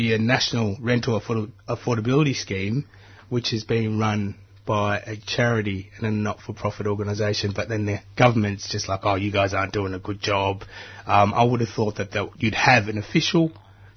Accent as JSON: {"language": "English", "country": "Australia", "tie": "born or raised there", "said": "I grew up in the Western suburbs."}